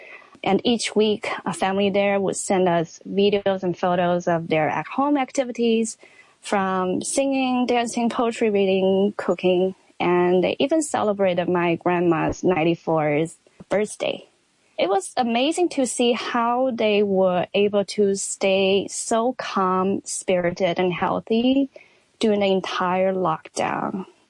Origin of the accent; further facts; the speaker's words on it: Wuhan, Hubei, China; moved away as an adult; also born or lived in Astoria, Queens, New York; now in New York, United States; I'm originally from Wuhan, but for the past 17 years, I've been living in the U.S.